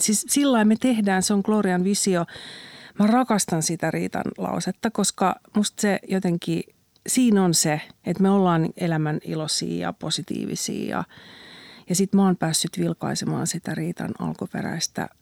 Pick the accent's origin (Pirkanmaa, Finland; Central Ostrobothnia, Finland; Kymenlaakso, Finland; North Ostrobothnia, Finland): Central Ostrobothnia, Finland; Kannus; olen syntynyt kannuksessa 1971